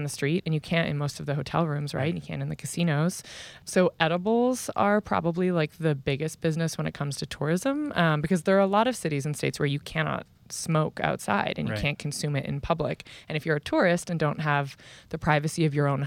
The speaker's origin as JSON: {"language": "English", "country": "Canada", "said": "as a Canadian"}